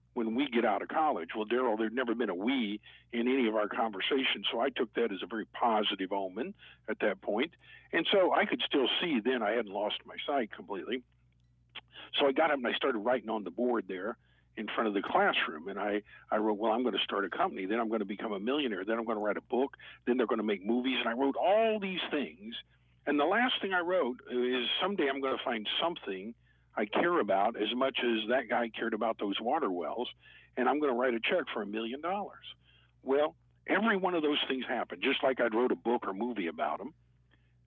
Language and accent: English; Tulsa, Oklahoma, United States; I grew up here in Tulsa, Oklahoma, and born and raised.